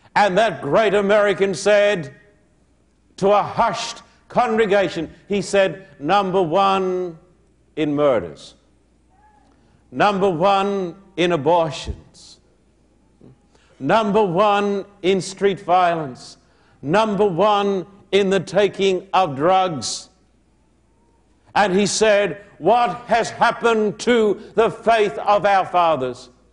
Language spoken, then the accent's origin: English; Australia; moved away as an adult; now in United States; I'm an Australian